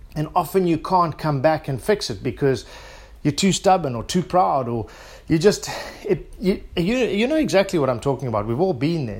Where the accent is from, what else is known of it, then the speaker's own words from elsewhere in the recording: South Africa; being South African